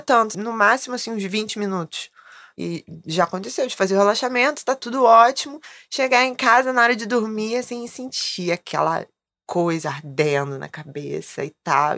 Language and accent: Portuguese; Rio de Janeiro, Brazil; Sou carioca